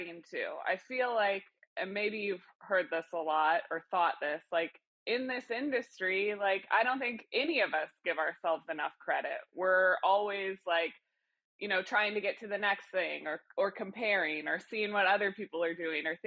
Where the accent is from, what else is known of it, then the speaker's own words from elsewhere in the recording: Kansas City, Missouri, United States; I grew up in Kansas City